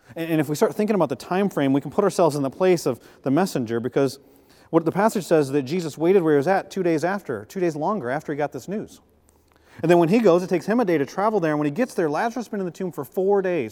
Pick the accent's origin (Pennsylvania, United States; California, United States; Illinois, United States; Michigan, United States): Michigan, United States; Flint; moved away; We're from the Midwest. I was born in Flint, Michigan